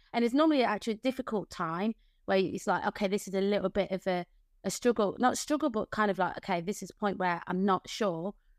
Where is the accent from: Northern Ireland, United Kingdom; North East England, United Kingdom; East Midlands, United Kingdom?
East Midlands, United Kingdom; Leicester; now in Margate, United Kingdom; community friends that I grew up with in Leicester